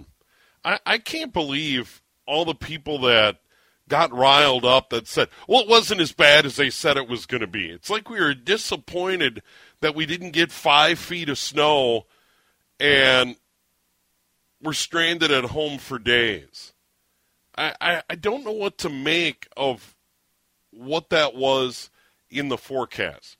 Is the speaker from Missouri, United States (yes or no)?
no; St. Paul, Minnesota, United States; also born or lived in Montevideo, Minnesota / Sioux Falls, South Dakota; I was born in St. Paul once upon a time, so I know all about it, familiar with it. I'm a local